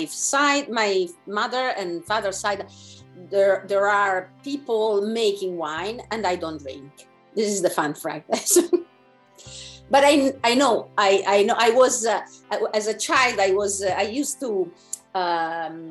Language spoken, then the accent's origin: English; Italy; moved away as an adult; now in Canada; We moved from Italy to Canada nine years ago.